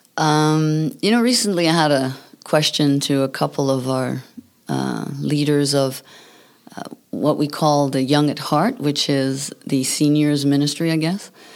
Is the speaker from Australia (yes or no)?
no; New Brunswick, Canada; English is a second language; moved away; I come from New Brunswick